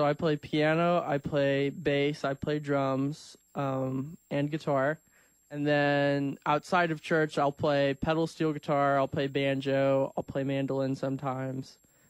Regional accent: Danville, Illinois, United States; I grew up in Danville.

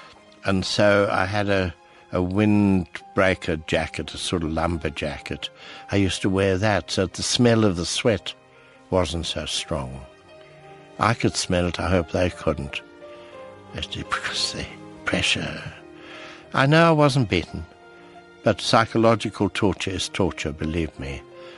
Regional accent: Cape Town, Western Cape, South Africa; So I said, well, who's Dr. Utah? I'm from Cape Town. I don't know.

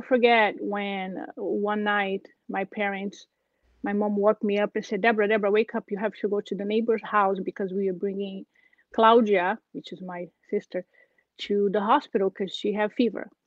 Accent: Brazil; English is a second language; moved away as an adult; I'm originally from Brazil, and uh, my family, uh, I grew up in a very simple way in the small town

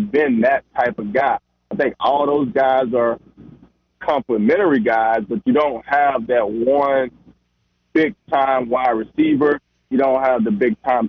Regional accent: the South, United States; I'm a Southerner

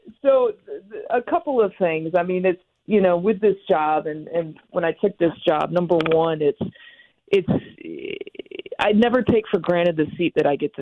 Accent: Michigan, United States; I grew up in Michigan

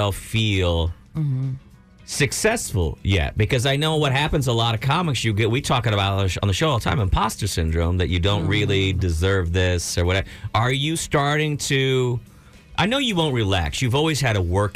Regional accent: Brownsville, Texas, United States; I grew up in Brownsville

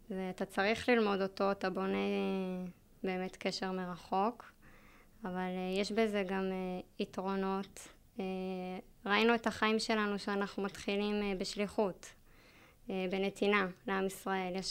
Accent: Kiryat Arba, West Bank, Palestine; שנינו גדלנו בקריית ארבע, מאז שאנחנו ילדים

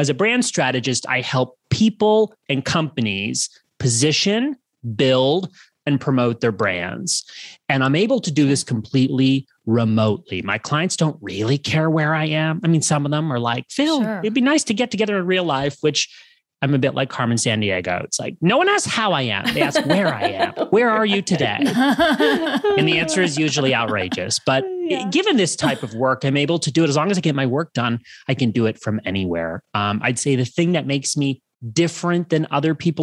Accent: Canada; moved away as an adult; also born or lived in Los Angeles, United States / Santa Monica, United States; I'm originally from Canada. I've been based in the US for many, many years

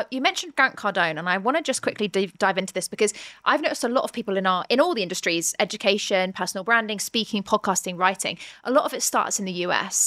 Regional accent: United Kingdom; we're both British

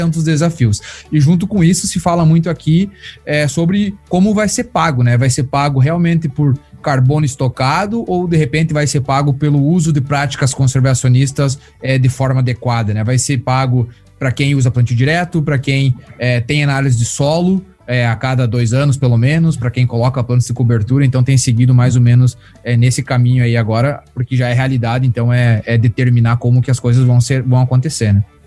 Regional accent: Brazil; now in United States; eu sou brasileiro

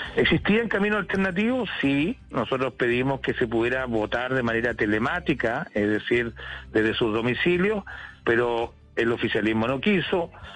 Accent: Chile; now in London, United Kingdom; le pregunto desde Londres, pero también soy chilena

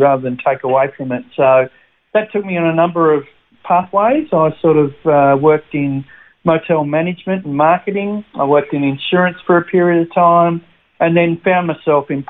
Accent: Sydney, New South Wales, Australia; also born or lived in Albury-Wodonga; now in Brisbane, Australia; I'm a country boy, so I was born in Albury, Wodonga, raised there in the country until I was 9 years of age, and then we moved to the Big Smoke of Sydney.

